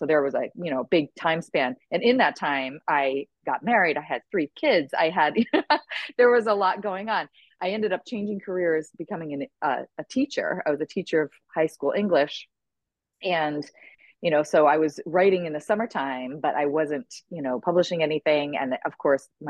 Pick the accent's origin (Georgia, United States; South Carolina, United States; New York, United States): New York, United States; Lake George; moved away as an adult; also born or lived in Boston area / Texas / Midwest; I grew up in upstate New York. I was a graduate from Lake George High School